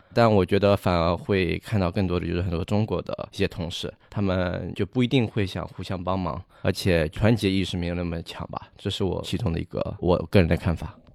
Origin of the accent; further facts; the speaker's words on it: Singapore; 我是新加坡人